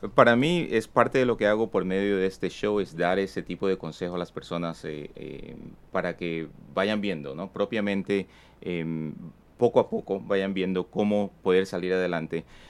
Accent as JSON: {"language": "Spanish", "country": "Ecuador", "moved": "yes", "lives_now": "United States", "said": "mucha familia todavía que vive en mi país, eh, de donde que yo soy en Ecuador"}